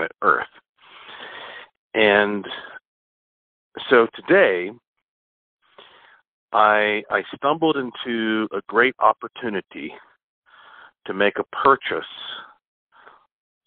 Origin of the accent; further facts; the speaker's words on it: Asheville, North Carolina, United States; Right now, I am in my hometown, Asheville, North Carolina, heart of the Blue Ridge Mountains, which are the oldest mountains in North America. And, you know, it's kind of funny because growing up here